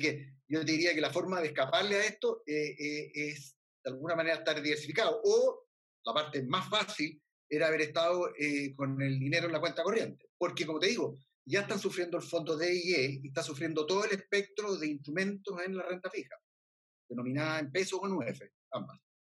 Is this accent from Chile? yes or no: yes; Chile